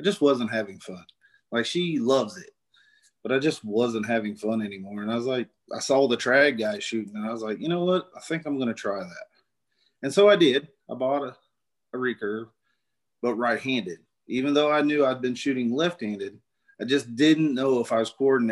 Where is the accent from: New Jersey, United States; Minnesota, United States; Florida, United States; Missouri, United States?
Missouri, United States; North Central; accent: southern; now in Knob Noster, United States; I grew up in North Central Missouri and moved here in about 2000.